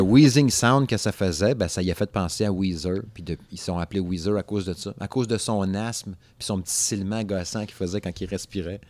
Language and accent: French; Alma, Quebec, Canada; Dans mon patelin, euh, dans mon patelin euh, d'enfance. En fait, j'étais du Saguenay, là, Alma, c'est au lac Saint-Jean